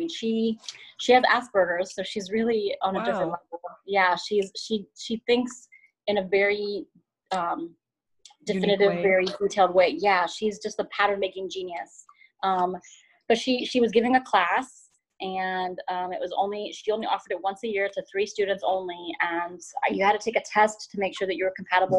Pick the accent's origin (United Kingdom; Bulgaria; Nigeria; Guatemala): Guatemala; Yeah, I mean, for me personally, my family is from Central America. I'm from Guatemala.